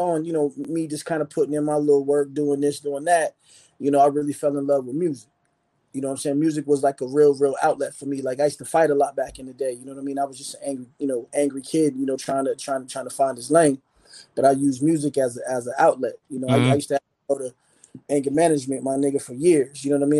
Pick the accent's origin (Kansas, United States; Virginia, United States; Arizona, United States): Arizona, United States; also born or lived in Philadelphia, United States; I was born in Philly, you know what I mean? And I ended up moving out to Arizona, you know what I'm saying? My father was in the military, so we moved out.